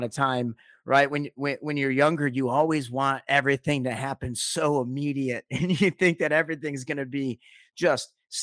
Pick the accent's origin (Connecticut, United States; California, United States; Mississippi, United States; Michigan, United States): Michigan, United States; Detroit; I grew up in Detroit, Michigan